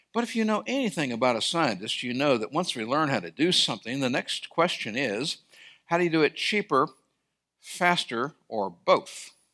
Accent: Sierra Nevada, California, United States; I grew up in California in the Sierra Mountains

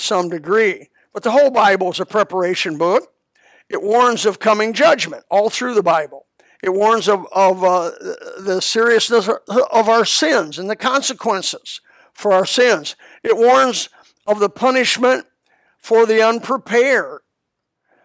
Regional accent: Elkhart, Indiana, United States; now in Florida, United States; where I was raised in Elkhart

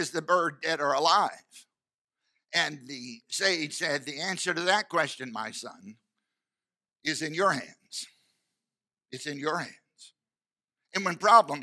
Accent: United States; I'm an American

